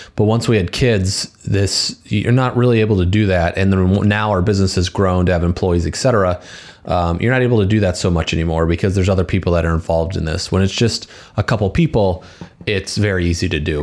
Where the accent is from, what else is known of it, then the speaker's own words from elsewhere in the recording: Valparaiso, Indiana, United States; We went to high school together and we grew up together in Valpo